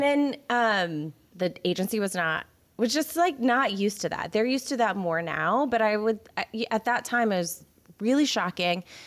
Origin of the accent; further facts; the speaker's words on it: Houston, Texas, United States; I am from the Houston area. I'm from the Cypress area